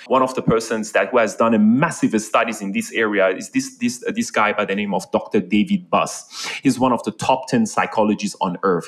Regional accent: Iran; now in Malaysia; I'm actually like born and raised in Iran.

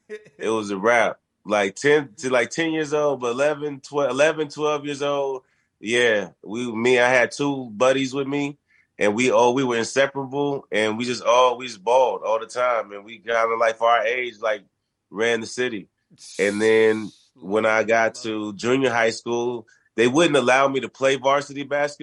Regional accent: North Carolina, United States; also born or lived in Germany; Well, I was born in Germany. I was raised in Germany for a part of my life. So I mainly call North Carolina home, though, because North Carolina is where I spent most of my formative years

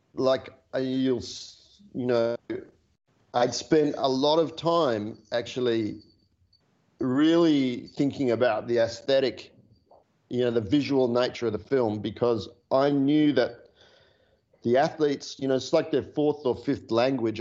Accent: Australia; australians with our love of the olympics

